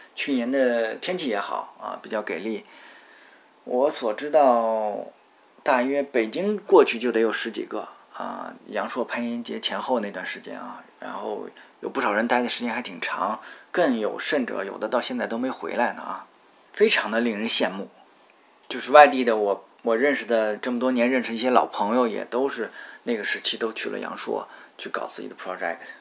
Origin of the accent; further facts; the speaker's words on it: northern China, China; 作为北方人，有时候有，有些方面还是蛮惨的